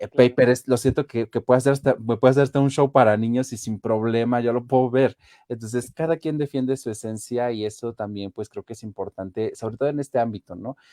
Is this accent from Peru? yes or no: no; Mexico; somos de aquí de México